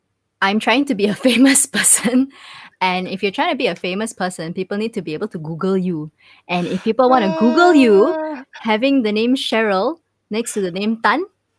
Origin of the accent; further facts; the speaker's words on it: Kuala Lumpur, Malaysia; moved away as an adult; also born or lived in Malacca / United States; now in Singapore; So I grew up in KL. My parents are from Malacca. So it's like the chitty is like a Malacca thing, like Malacca chitties. Yeah, but I'm born and bred Kuala Lumpur. My parents live in Tamantun. My whole family is still there.